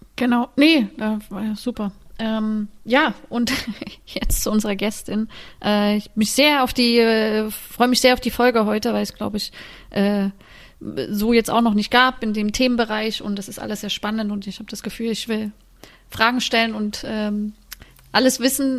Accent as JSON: {"language": "German", "country": "Germany", "also_born_or_lived": "Sweden", "said": "als Deutsche quasi im Ausland zu spielen"}